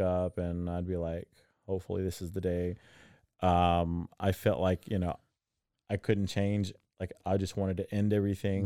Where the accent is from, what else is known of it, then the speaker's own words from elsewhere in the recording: Waco, Texas, United States; now in Dallas, United States; growing up in Waco